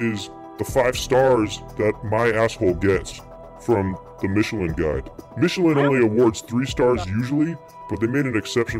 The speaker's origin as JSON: {"language": "English", "town": "Miami", "region": "Florida", "country": "United States", "said": "I'm from Miami."}